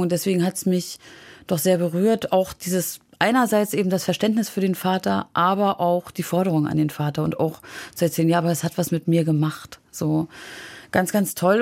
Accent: Wismar, Mecklenburg-Vorpommern, Germany; ich bin immer tatsächlich in der Innenstadt von Wismar aufgewachsen

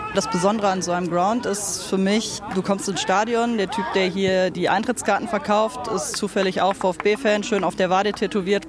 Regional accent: North Rhine-Westphalia, Germany; also born or lived in Cologne; man fühlt sich direkt irgendwie ein bisschen zu Hause als Rheinländer oder als Niederrheiner

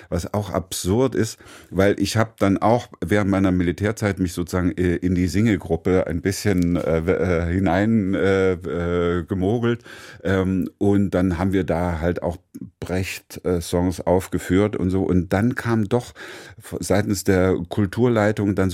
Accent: Pirna, Saxony, Germany; aber bei uns in Pirna, es gab eine Werkstatt, äh, mein Vater, äh, das war die Malerwerkstatt von meinem Großvater, die ehemalige, dann Atelier.

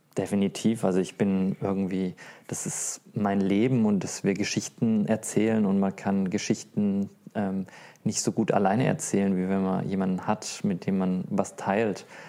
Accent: Stuttgart, Baden-Württemberg, Germany; in Stuttgart, meine Heimat

